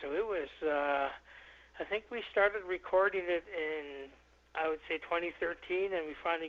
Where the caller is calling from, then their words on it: Mount Currie, British Columbia, Canada; I'm calling in from the Lillooet, it's called Mount Currie, the English name, but we are called the Lillooet Nation here.